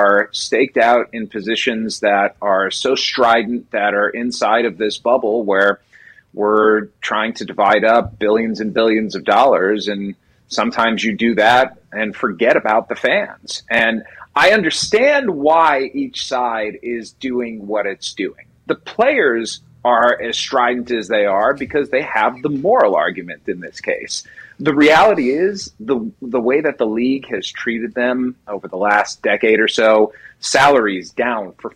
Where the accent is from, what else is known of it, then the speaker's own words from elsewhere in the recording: Kansas City, Missouri, United States; I'm from Kansas City